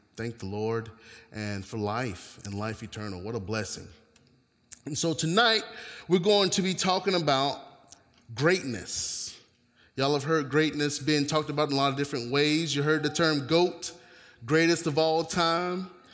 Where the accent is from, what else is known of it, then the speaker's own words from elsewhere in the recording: North Carolina, United States; moved away; I am originally from North Carolina